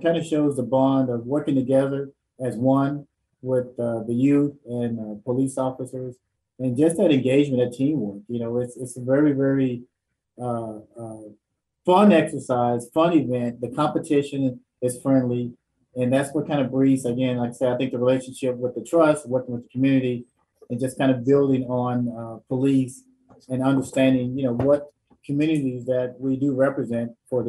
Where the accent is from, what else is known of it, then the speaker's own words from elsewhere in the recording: Dallas, Texas, United States; I'm originally from Dallas